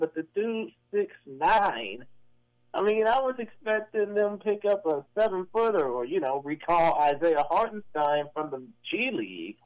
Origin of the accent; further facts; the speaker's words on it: Houston, Texas, United States; my hometown team